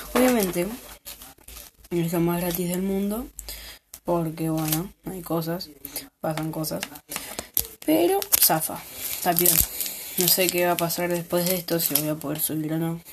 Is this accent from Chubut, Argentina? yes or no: no; Buenos Aires, Argentina; soy de Buenos Aires